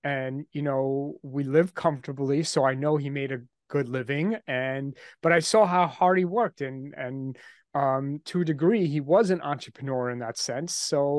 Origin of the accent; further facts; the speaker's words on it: New York, United States; I'm from New York, just outside Manhattan. I grew up here and I live here now.